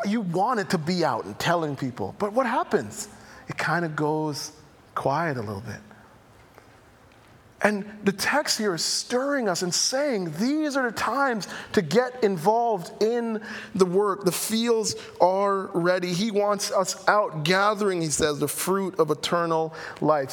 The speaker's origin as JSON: {"language": "English", "country": "Jamaica", "accent": "Jamaican", "said": "my Jamaican accent"}